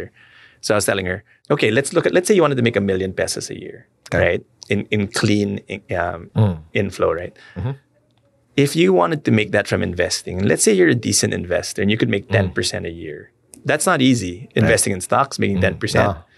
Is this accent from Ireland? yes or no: no; Philippines; as a Filipino